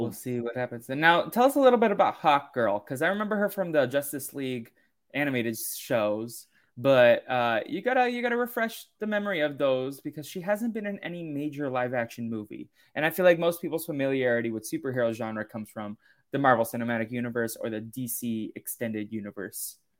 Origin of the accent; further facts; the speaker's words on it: East Coast, United States; now in California, United States; I grew up on the East Coast